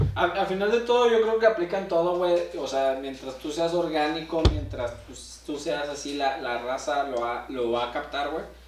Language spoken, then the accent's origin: Spanish; Torreón, Coahuila, Mexico; now in Saltillo, Mexico; yo, vengo de Torreón